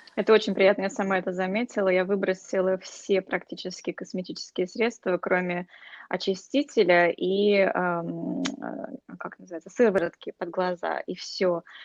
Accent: Russia; moved away; когда я росла в России еще

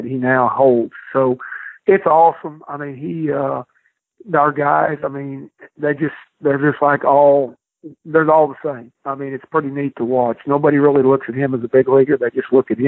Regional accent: Midwest, United States; moved away; I'm from the Midwest

